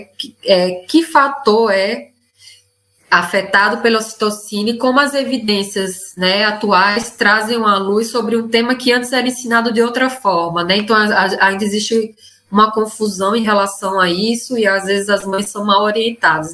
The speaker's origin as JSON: {"language": "Portuguese", "region": "Northeast Region", "country": "Brazil", "moved": "as an adult", "lives_now": "Buenos Aires, Argentina", "said": "Ela, assim como eu, é nordestina, né? Hoje a live, gente, são duas nordestinas expatriadas"}